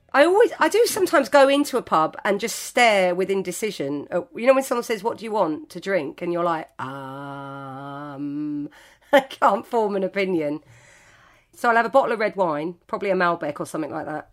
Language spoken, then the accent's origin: English; Greenford, London, United Kingdom; I grew up in West London. I probably started drinking in our local pub in Greenford.